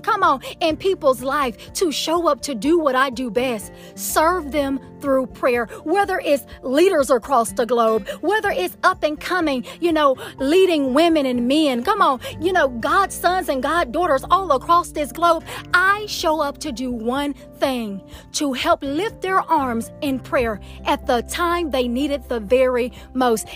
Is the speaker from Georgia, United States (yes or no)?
yes; Atlanta, Georgia, United States; accent: Southern; I am from Atlanta, Georgia, Can you tell? I am a true Southern Belle